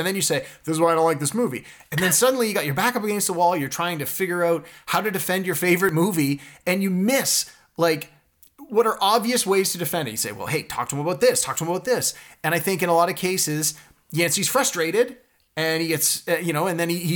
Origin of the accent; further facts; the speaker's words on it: Toronto, Ontario, Canada; I'm from Scarborough